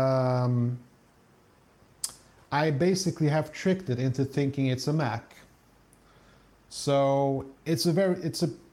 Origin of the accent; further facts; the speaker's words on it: Stockholm, Stockholm County, Sweden; moved away as an adult; now in south of Sweden, Sweden; I grew up in Stockholm